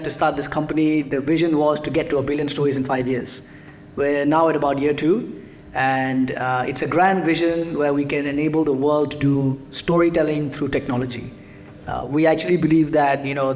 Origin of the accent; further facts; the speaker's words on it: Singapore; moved away as an adult; also born or lived in United Kingdom; I grew up in Singapore and then went to the UK for about 10 years